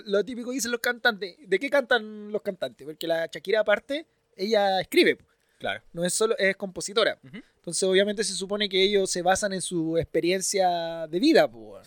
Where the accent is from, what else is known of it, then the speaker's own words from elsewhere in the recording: Chile; soy el chileno promedio